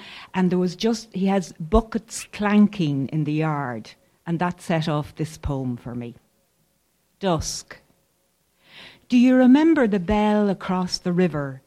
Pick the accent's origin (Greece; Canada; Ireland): Ireland; County Roscommon, Connacht; the farm that Andrew and I grew up on in County Roscommon